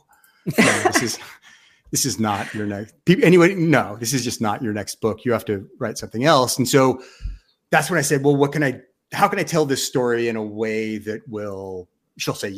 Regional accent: Seattle, Washington, United States; moved away; also born or lived in New York; I grew up in Seattle. I lived in New York for a long, long time.

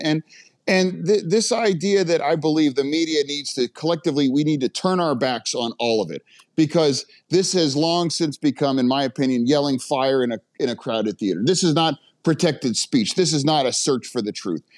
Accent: United States; as an American

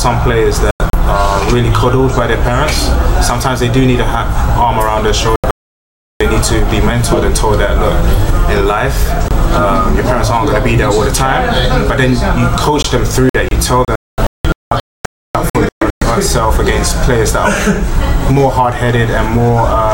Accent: London, United Kingdom; I grew up in London

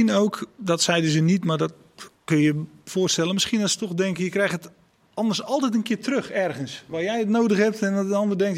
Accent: Netherlands; Ik kom uit Nederland.

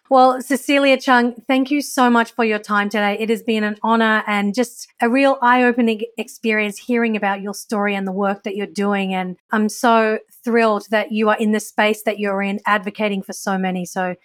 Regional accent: Australia; I used to be so like ashamed of my identity growing up in Australia.

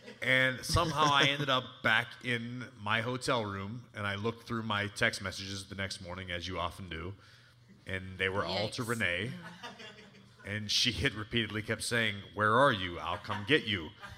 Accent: Pittsburgh, Pennsylvania, United States; now in near New York, United States; I grew up in Pittsburgh where we had taxis. We didn't have like a public transportation system, so it's still all kind of new to me. I live kind of near New York

